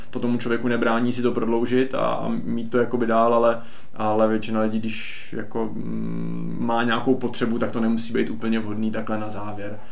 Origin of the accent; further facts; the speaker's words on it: Czechia; my do jisté míry jako Češi jsme dost omezení